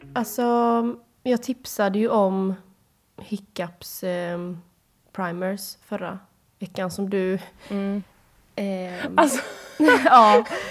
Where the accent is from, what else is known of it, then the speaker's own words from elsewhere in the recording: Sweden; hemma i Sverige